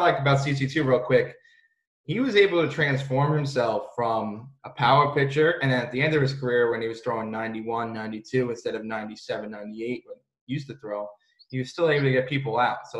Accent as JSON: {"language": "English", "region": "New York", "country": "United States", "tie": "born or raised there", "said": "Living in New York and my whole life growing up in New York"}